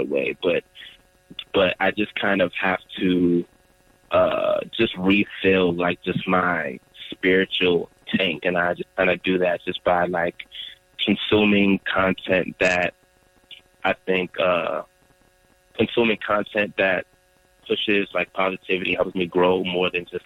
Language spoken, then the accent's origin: English; Nigeria; And my brothers and my parents and their parents, they were all just taught, especially being Nigerian